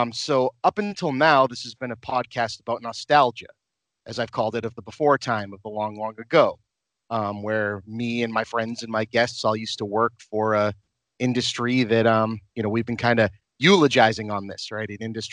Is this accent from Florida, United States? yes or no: no; Massachusetts, United States; So I'm from Massachusetts.